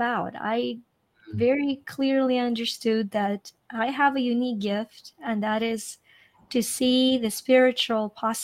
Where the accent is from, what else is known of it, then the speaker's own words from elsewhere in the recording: Ukraine; now in United States; I'm Ukrainian. And, I grew up in Ukraine.